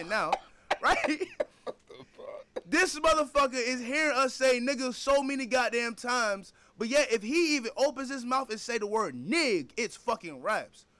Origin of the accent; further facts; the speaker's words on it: Alpharetta, Georgia, United States; I'm from the 400, though. I'm from Alpharetta